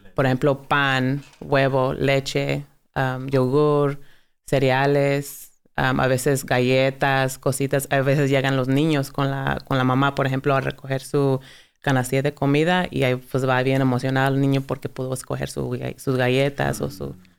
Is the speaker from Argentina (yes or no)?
no; Dalton, Georgia, United States; yo crecí en Dalton, Georgia, pero mi, papá es mexicano de Chihuahua y mi mamá es americana